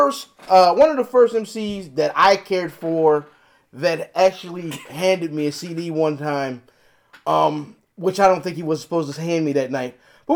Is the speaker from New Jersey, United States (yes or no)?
no; North Carolina, United States; It isn't. I'm from North Carolina.